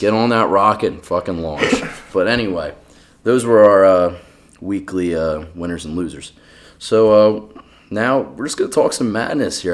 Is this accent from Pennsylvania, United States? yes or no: yes; Philadelphia, Pennsylvania, United States; I had my hometown Phils